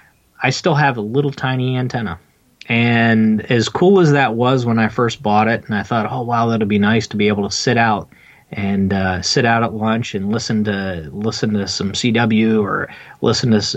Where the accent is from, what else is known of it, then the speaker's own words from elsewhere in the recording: Pennsylvania, United States; also born or lived in Washington, DC area; now in Washington DC area, United States; I'm in the DC area, but I'm originally from Pennsylvania. My family's from up there